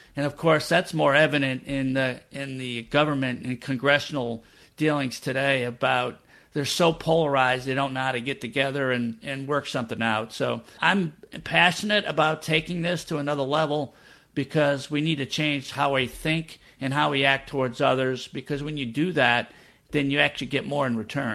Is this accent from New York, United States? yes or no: yes; Rochester, New York, United States; moved away as an adult; also born or lived in Boston, Massachusetts; now in New Orleans, United States; I'm originally from Rochester, New York.